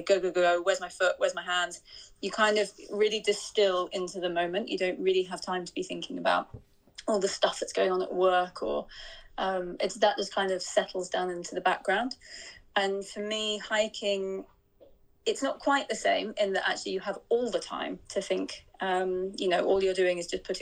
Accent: northeast of Scotland, United Kingdom; I grew up kind of northeast of Scotland

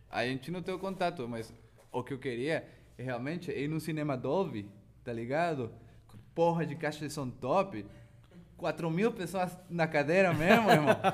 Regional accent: Chihuahua, Mexico; Portuguese is a second language; moved away as an adult; also born or lived in São Paulo, Brazil / Belo Horizonte, Brazil; now in France; lá na minha cidade, Chihuahua

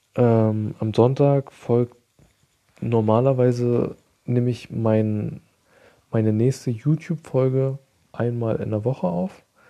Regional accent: Germany; bei uns in Deutschland

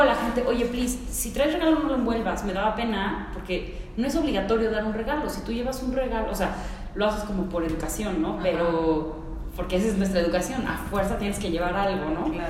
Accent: Mexico City, Mexico; born or raised there; also born or lived in Mérida, Mexico / United States

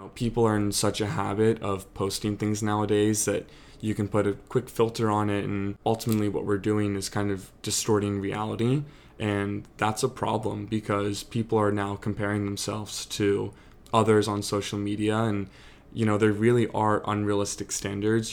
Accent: Annapolis, Maryland, United States; also born or lived in Charleston, South Carolina; I'm from Annapolis, Maryland, born and raised.

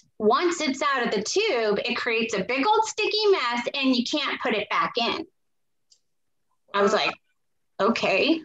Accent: New Hampshire, United States; growing up in New Hampshire

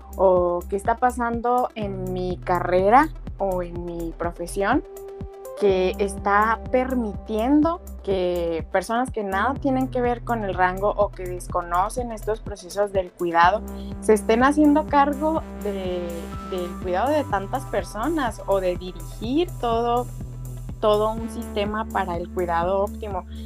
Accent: Mexico; also born or lived in Chihuahua; aquí en México

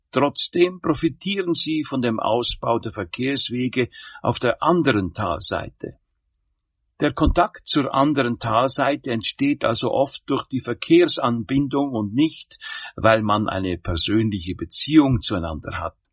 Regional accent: Zurich, Switzerland; now in Limmattal, Switzerland; Es spricht … Ich komme aus dem Zürcher Oberland und habe meinen Weg ins Limmattal über die Heirat gefunden.

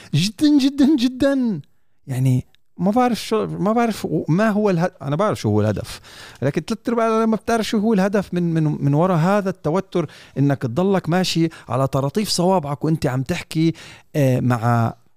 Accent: United Arab Emirates; في دوله الامارات

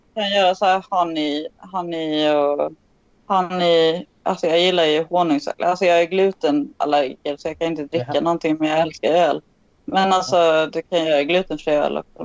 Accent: Sweden; I'm from Sweden

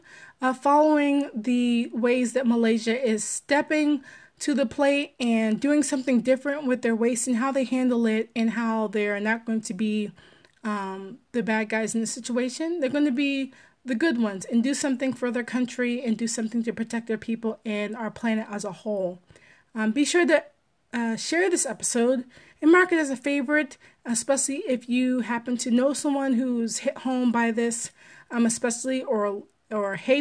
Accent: Maryland, United States; I'm a Marylander

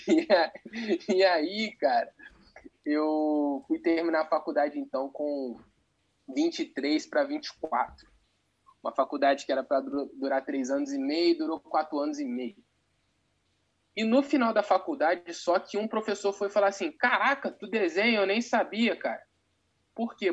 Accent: Volta Redonda, Rio de Janeiro, Brazil; Eu sou de Volta Redonda, Rio de Janeiro

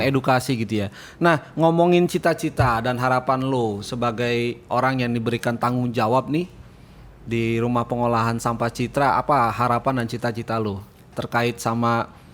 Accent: Depok, West Java, Indonesia; Saya Depok

